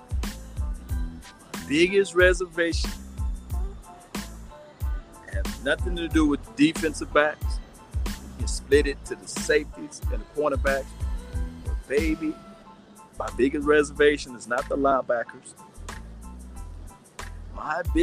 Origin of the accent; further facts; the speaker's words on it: Natchez, Mississippi, United States; my hometown, Natchez, Mississippi.